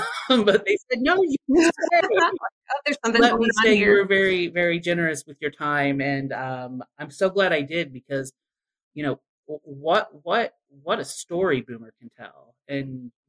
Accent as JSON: {"language": "English", "area": "Dayton, Ohio / Leslie County", "region": "Kentucky", "country": "United States", "tie": "born or raised there", "also_born_or_lived": "Chicago, Illinois", "moved": "as an adult", "lives_now": "Caryville, United States", "said": "I was born in Dayton, Ohio, which is not too far from Middletown"}